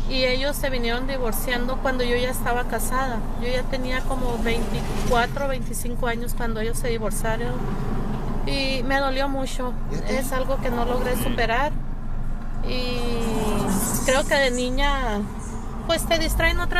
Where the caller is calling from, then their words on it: Mexicali, Baja California, Mexico; de Mexicali, Baja California.